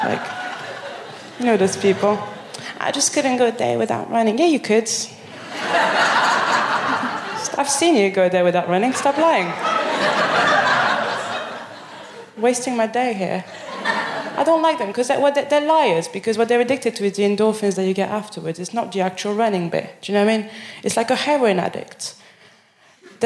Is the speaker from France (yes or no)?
yes; Paris, Île-de-France, France; English is a second language; moved away as an adult; now in Birmingham, United Kingdom; I'm from Paris